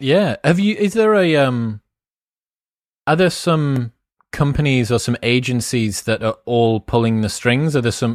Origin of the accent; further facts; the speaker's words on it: England, United Kingdom; we're English